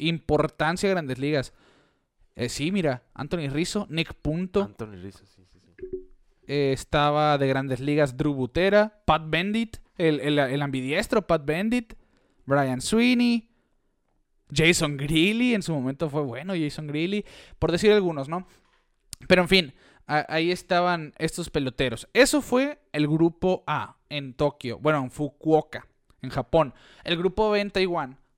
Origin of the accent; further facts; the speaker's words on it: Mexico; somos de México